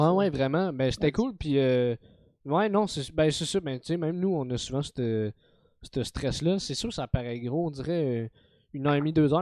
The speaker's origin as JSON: {"language": "French", "town": "Montreal", "region": "Quebec", "country": "Canada", "tie": "born or raised there", "said": "je suis né à Montréal, j'ai grandi avec dans un univers très montréalais"}